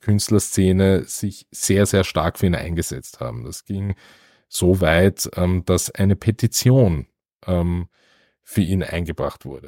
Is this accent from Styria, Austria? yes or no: no; Vienna, Austria; aufgrund meiner Sozialisierung als Wiener